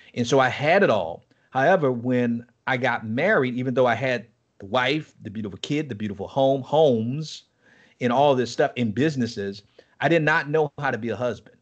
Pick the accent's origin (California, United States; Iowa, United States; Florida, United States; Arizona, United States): Florida, United States; Miami; moved away as an adult; also born or lived in Nassau, Bahamas; now in Chattanooga, United States; I'm from Miami, Florida. Um, I was born and raised in Miami